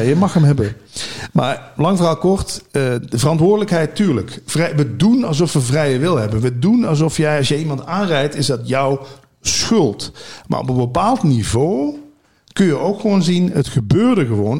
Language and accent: Dutch; Limburg, Netherlands; moved away as an adult; also born or lived in Hilversum; Ik ben natuurlijk uit Limburg verhuisd naar Hilversum om bij die radio te werken